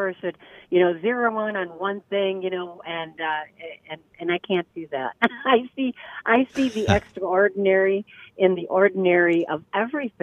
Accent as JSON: {"language": "English", "town": "Minneapolis", "region": "Minnesota", "country": "United States", "said": "I'm from Northeast"}